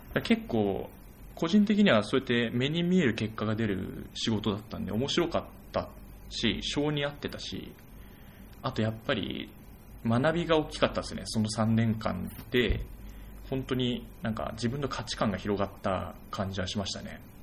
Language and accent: Japanese; Saitama, Japan; あ私、埼玉出身なんですけど